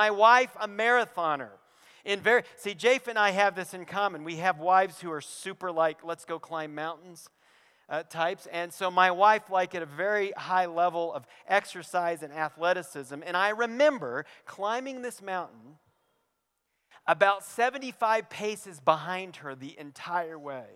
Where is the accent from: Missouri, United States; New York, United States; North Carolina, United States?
North Carolina, United States; Western; moved away; I grew up in Western North Carolina, on the other side of the continent, and we have mountains there